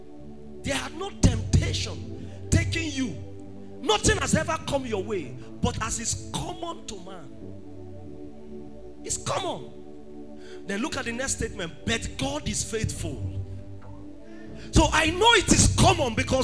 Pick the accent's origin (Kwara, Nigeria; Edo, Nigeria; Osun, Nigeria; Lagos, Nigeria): Edo, Nigeria; Benin City; I grew up in Benin City